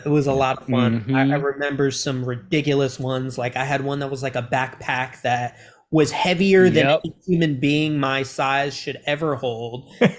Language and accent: English; Germany; born there; so my dad was in the military, so I traveled a lot from Germany. I was born in Germany.